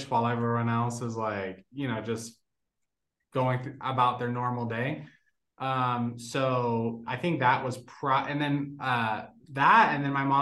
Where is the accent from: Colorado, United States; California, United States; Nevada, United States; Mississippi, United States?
Nevada, United States; Las Vegas; first language Spanish; English is a second language; also born or lived in Puerto Rico; I actually was born in Puerto Rico and then moved to Las Vegas when I was like 5